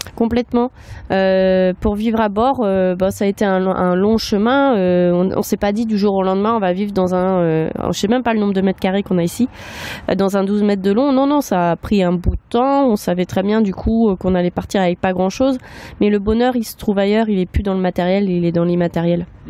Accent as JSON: {"language": "French", "town": "Nantes", "region": "Pays de la Loire", "country": "France", "moved": "yes", "lives_now": "Caen, France", "said": "je suis nantaise"}